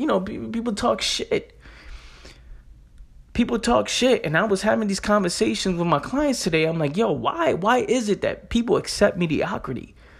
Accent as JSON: {"language": "English", "town": "Bronx", "region": "New York", "country": "United States", "tie": "born or raised there", "said": "Growing up in the Bronx, New York, growing up in the hood, right? People dying up the block, people selling drugs"}